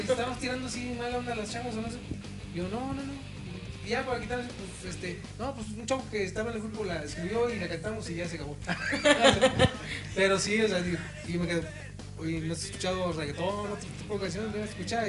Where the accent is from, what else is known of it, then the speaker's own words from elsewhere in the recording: Tampico, Tamaulipas, Mexico; moved away as an adult; now in Reynosa, Mexico; nosotros crecimos en Tampico, en su haz de cuenta apenas tenemos 12, 13 años en Reynosa